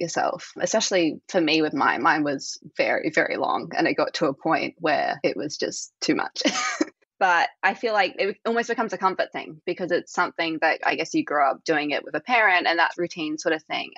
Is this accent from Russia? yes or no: no; Australia; I'm Australian